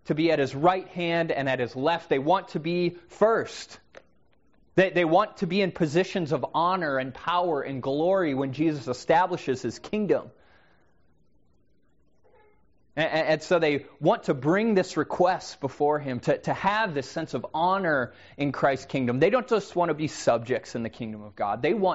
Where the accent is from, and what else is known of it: United States; also born or lived in Seattle